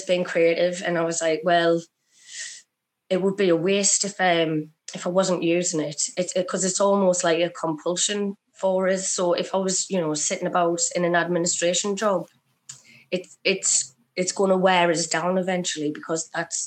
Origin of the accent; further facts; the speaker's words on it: Sunderland, North East England, United Kingdom; I'm from Sunderland and that I'm working class